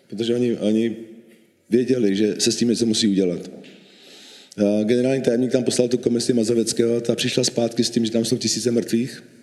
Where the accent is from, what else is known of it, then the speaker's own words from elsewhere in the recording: Bohemia, Czechia; born there; protože můj otec byl Slovák a já jsem Čech, já jsem narodil v Čechách. Pro mě Československo bylo přirozeně, eh, přirozený stát, v kterém jsem vyrůstal.